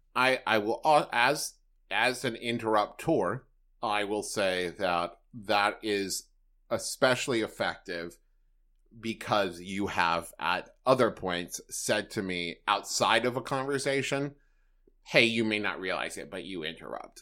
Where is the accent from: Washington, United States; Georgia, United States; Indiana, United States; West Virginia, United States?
West Virginia, United States; Huntington; moved away; also born or lived in Los Angeles; Huntington, West Virginia, which is my hometown